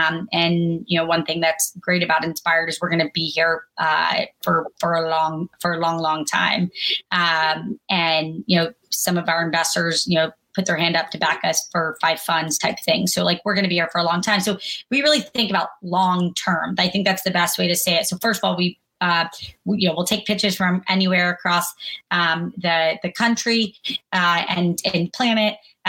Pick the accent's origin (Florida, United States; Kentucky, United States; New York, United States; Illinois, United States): Kentucky, United States; born there; I was born in Kentucky. My dad was in the Army, like really a normal person.